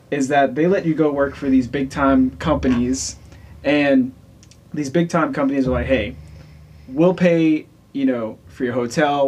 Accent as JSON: {"language": "English", "region": "Louisiana", "country": "United States", "moved": "yes", "lives_now": "Wichita, United States", "said": "originally, I am from Louisiana"}